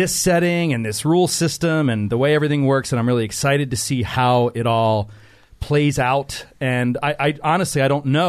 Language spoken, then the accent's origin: English; Philadelphia, Pennsylvania, United States; I am from Philadelphia